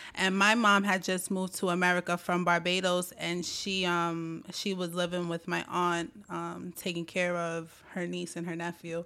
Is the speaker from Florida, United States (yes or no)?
no; Brooklyn, New York, United States; also born or lived in Staten Island, New York; I was born in Brooklyn, New York